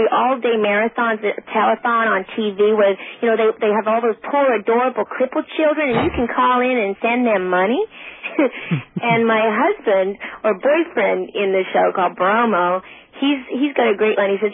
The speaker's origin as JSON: {"language": "English", "country": "Australia", "said": "I, I think partly because I am Australian, I seem American because we're like kind of like cowboys too in Australia."}